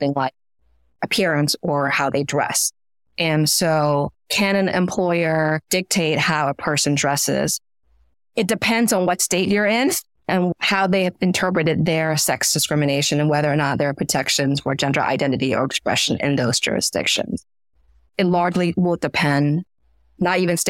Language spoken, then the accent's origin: English; Washington, District of Columbia, United States; also born or lived in Myanmar / Florida / New York City; I grew up in Washington, DC